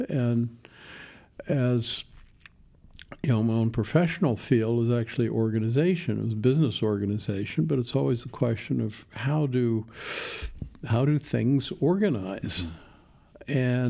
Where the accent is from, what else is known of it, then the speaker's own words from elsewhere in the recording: Longview, Washington, United States; Longview, Washington.